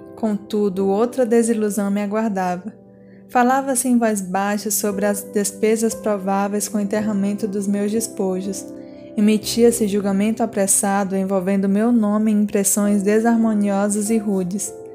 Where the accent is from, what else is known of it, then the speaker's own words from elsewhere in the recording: Brazil; nasci no Brasil